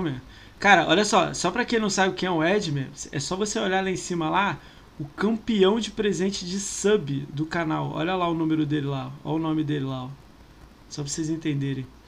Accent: Niterói, Rio de Janeiro, Brazil; eu sou de Niterói

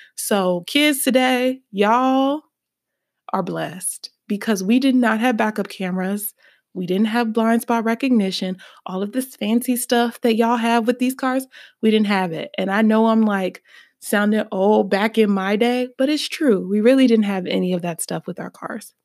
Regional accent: Birmingham, Alabama, United States; I am from Birmingham, Alabama.

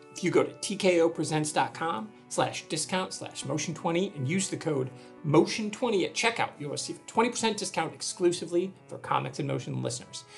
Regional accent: Michigan, United States; I'm from Michigan

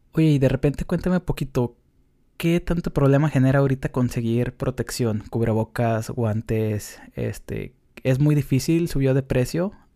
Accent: Mexico; now in United States; para los que somos de México pero no estamos en México

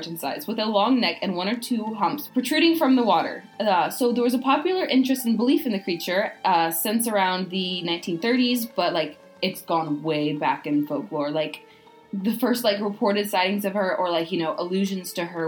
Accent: United States; accent: American; the American accent. My accent.

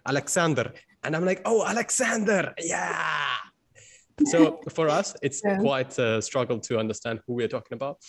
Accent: Kochi, Kerala, India; now in Russia; I'm like a Kochi for life person. I'm like, I'm from Kochi before I'm from India

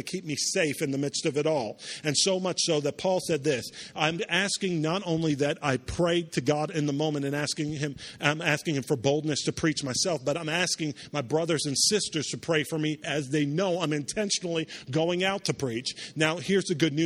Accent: Charleston, South Carolina, United States; also born or lived in New York; After I moved down from New York, we grew up in a city called Charleston, South Carolina

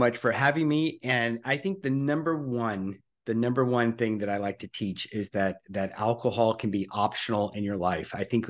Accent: Louisiana, United States; So basically, I'm 55 today, as of this recording, and I grew up in Louisiana.

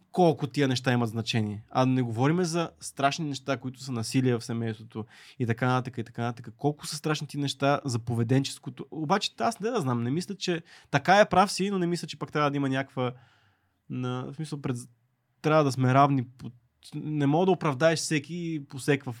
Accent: Bulgaria

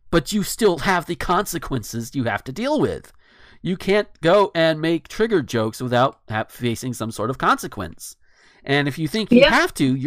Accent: the South, United States; being a Southerner

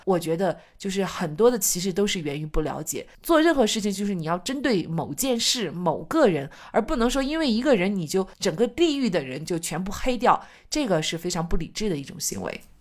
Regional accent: China; 我们每一个中国人

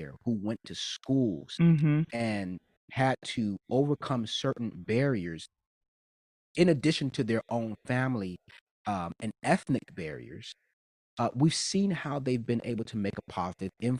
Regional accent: New York City, New York, United States; I grew up in New York, right? But I had to go to the school that was zoned in my zip code. Even though I lived in the city

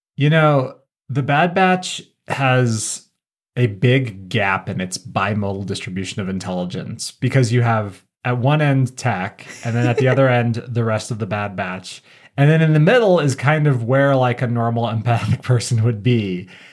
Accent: Southwest Colorado, United States; my family, we grew up in Southwest Colorado

